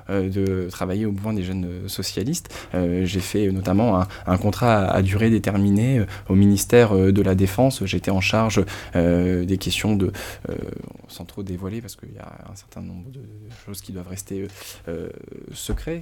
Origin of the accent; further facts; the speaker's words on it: Lille, Hauts-de-France, France; je viens de Lille, je connais bien le Nord, le Pas de calais